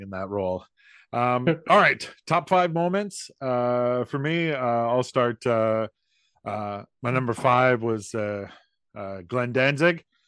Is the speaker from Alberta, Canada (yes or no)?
no; St. Catharines, Ontario, Canada; my hometown of Saint Catharines